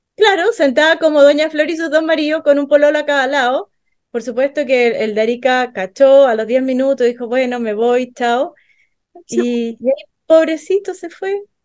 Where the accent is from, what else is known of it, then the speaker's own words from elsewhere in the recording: Arica, Arica y Parinacota, Chile; yo soy de Arica